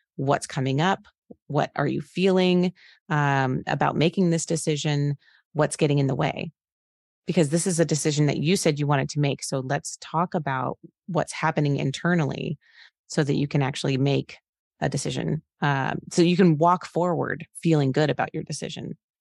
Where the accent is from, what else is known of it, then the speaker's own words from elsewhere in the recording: Phoenix, Arizona, United States; moved away as an adult; now in Cincinnati, United States; I'm from Phoenix, Arizona. I live in Cincinnati, Ohio right now